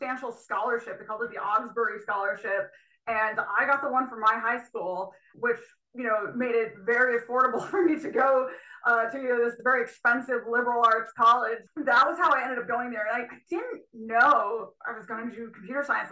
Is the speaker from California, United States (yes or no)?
no; Burke, New York, United States; moved away; I grew up in Burke, New York, which is a very small rural town in upstate New York